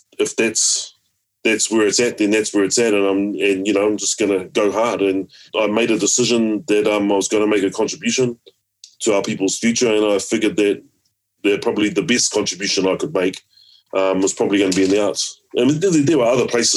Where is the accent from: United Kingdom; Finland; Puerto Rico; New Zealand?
New Zealand; Taranaki; growing up in Taranaki